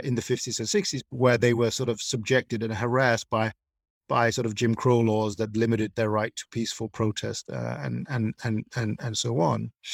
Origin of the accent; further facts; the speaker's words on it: Denmark; growing up in Denmark, um, when I was, uh, you know, young